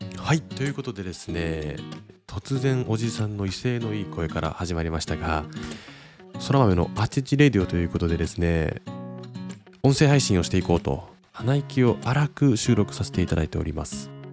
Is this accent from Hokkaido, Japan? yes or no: yes; Sapporo, Hokkaido, Japan; now in Kumamoto, Japan; 出身は北海道は札幌市なんですが、今、現在は熊本県熊本市に家族全員で住んでいます